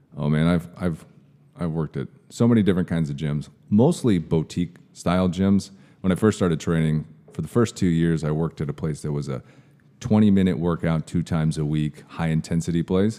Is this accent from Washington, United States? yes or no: yes; Kirkland, Washington, United States; moved away; I was from a suburb of uh, Seattle. It's called the East Side. So mm-hmm. I was born in Kirkland.